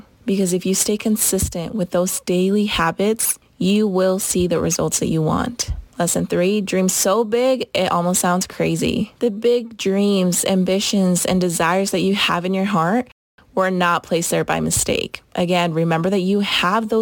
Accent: Utah, United States; I was raised in Utah ever since I was 6 or 7, so basically my entire life. And this is home

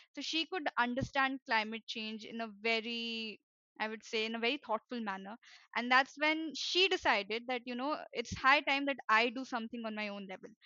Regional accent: India; I am from India

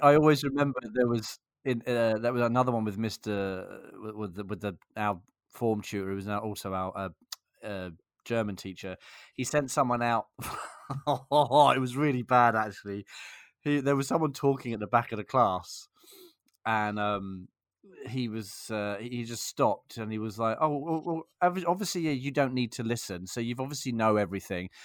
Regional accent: England, United Kingdom; I'm English

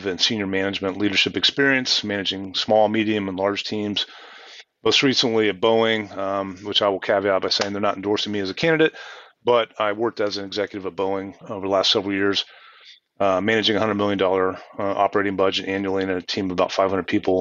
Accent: Columbus, Ohio, United States; moved away as an adult; now in Mercer Island, United States; I was born in Columbus, Ohio, grew up there.

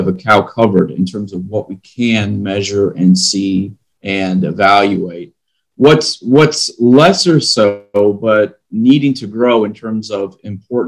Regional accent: Midwest, United States; now in Texas, United States; I'm originally from the Midwest, live down in Texas now.

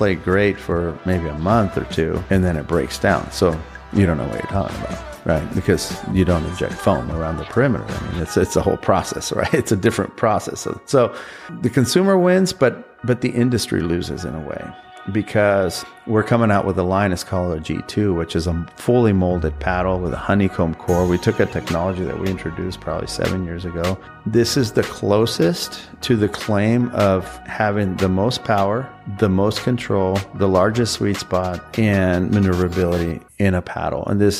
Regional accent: Southern California, United States; growing up in Southern California

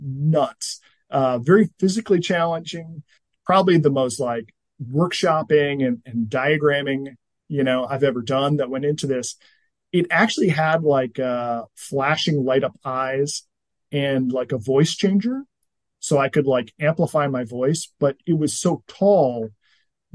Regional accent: New England, United States; I grew up in New England

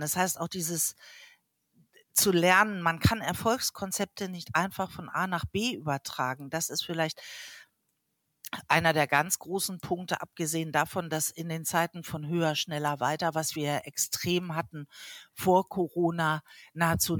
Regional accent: Hamburg, Germany; ich komme aus Hamburg

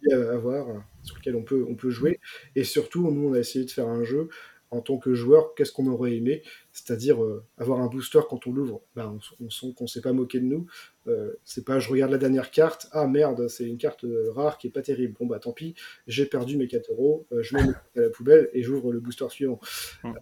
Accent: France; nous, en tant que Français

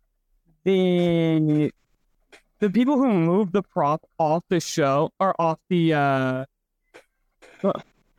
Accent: Oregon, United States; I was born in Oregon, raised there for a while

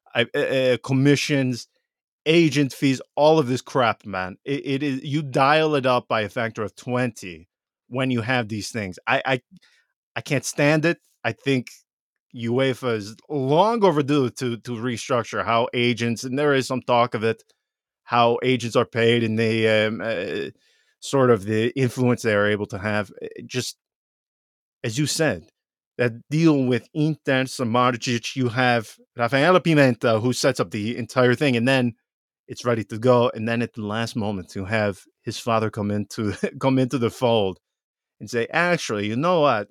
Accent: Veneto, Italy; now in United States; growing up in Veneto

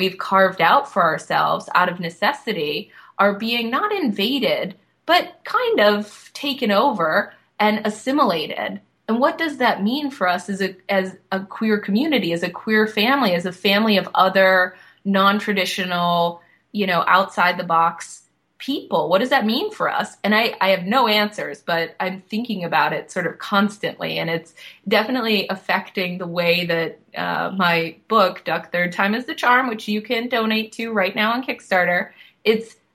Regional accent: Boston, Massachusetts, United States; now in South Florida, United States; where I'm from, I live in South Florida now, but I am from Boston.

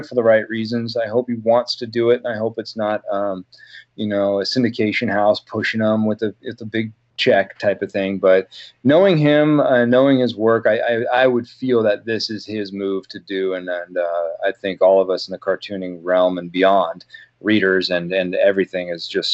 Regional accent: Oregon coast, United States; growing up on the Oregon coast

